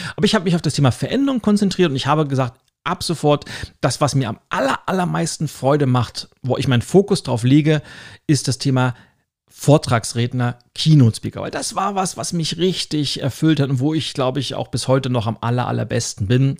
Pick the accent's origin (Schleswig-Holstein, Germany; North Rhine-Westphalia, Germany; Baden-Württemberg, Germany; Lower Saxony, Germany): Schleswig-Holstein, Germany; Lübeck; ich komme ja aus der Hansestadt Lübeck